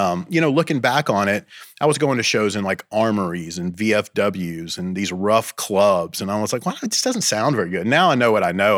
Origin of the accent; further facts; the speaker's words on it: Bowling Green, Kentucky, United States; moved away as an adult; now in Athens, United States; I grew up in Kentucky near Nashville Bowling Green, Kentucky